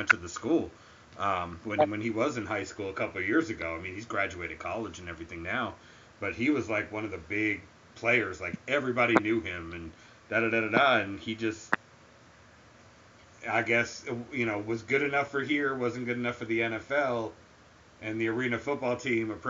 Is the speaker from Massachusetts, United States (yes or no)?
yes; Massachusetts, United States; now in Atlanta, United States; I grew up in Massachusetts